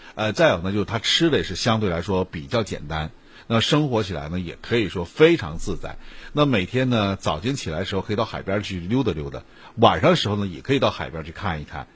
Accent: Northeast China, China; 我们东北人就应该到外面去转一转了

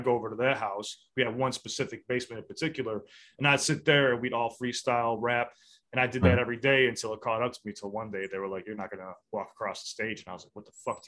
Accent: Chicago, Illinois, United States; I'm from the South Side of Chicago

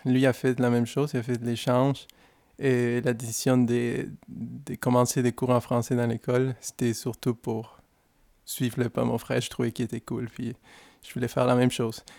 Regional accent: Guadalajara, Jalisco, Mexico; French is a second language; moved away; je suis originaire d'une ville qui c'est... Euh, c'est un peu difficile à prononcer, mais c'est facile à se rappeler d'elle. On est très connu pour, pour la grande musique de mariachi, et les tequilas

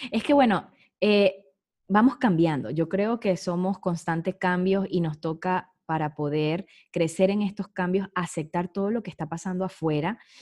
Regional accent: Venezuela; moved away; se me salía como venezolana

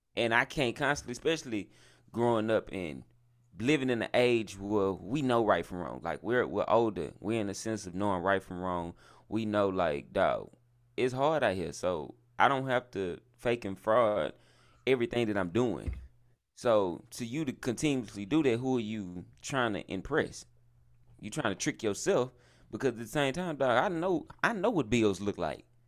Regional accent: the South, United States; I'm from the South

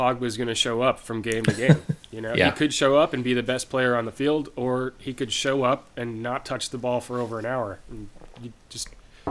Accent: Northeast, United States; I grew up in the Northeast. It's cold in the winter

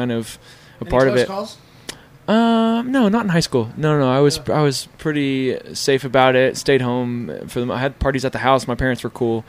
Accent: Tulsa, Oklahoma, United States; Tulsa, Oklahoma

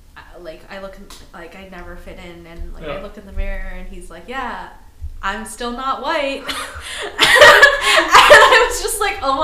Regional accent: Canada; I'm mixed Japanese and Chinese Canadian.

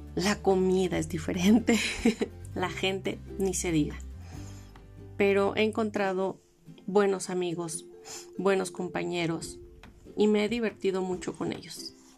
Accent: Los Mochis, Sinaloa, Mexico; moved away as an adult; also born or lived in Los Cabos; now in Mexico City, Mexico; Yo soy de Los Mochis, Sinaloa

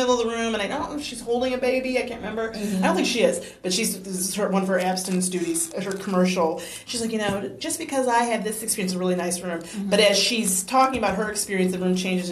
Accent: Detroit, Michigan, United States; moved away; I grew up in Detroit

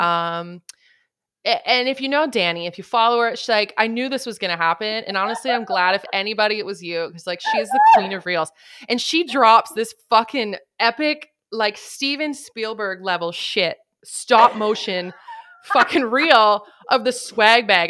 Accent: Canada; I am Canadian

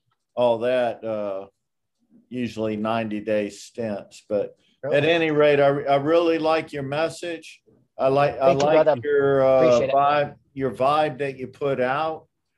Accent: Virginia Beach, Virginia, United States; also born or lived in Coronado, California; I was born in California, even though I'm a Virginia Beach boy. I call it home. I was born in Coronado, lived in Imperial Beach for quite a few years, younger age

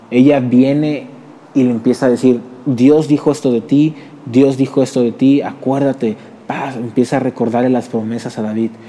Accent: Mexico; perdónanos, perdónanos, yo mismo soy mexicano, perdónanos.

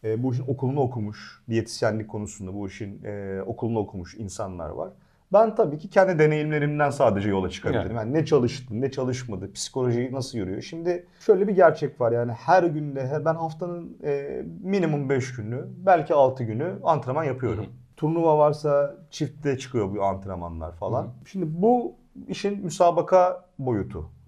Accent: Antalya, Turkey; moved away as an adult; also born or lived in Ankara; Antalya'dan ben hani ortaokul, e, ilkokul, ortaokul, lise hiç vasıta kullanmadım. yürüyerek gelip gittim.

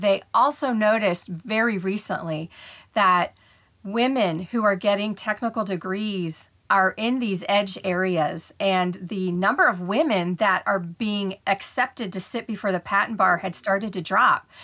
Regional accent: Ohio, United States; moved away as an adult; now in Houston, United States; I was born and raised in Ohio, and I had not left Ohio yet. You know, all my schooling was there, all my jobs were there.

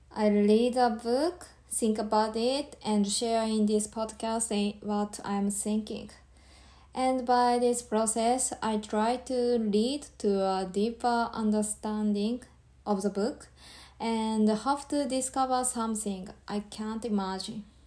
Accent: Japan; English is a second language; from Japan and living in Tokyo.

